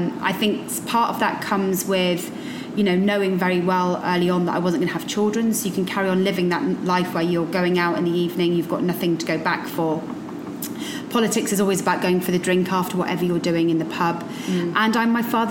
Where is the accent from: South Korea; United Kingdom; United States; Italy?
United Kingdom; Somerset, South West England; moved away as an adult; now in London, United Kingdom; I'm from Somerset originally